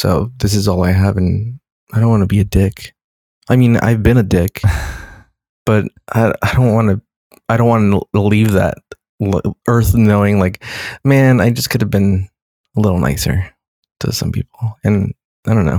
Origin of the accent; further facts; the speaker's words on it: California, United States; I always think of me as Californian. I'm right. Californian.